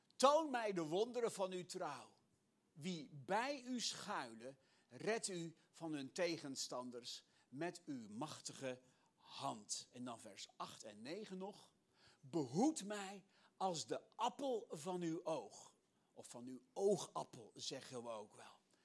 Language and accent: Dutch; Netherlands; als Nederlander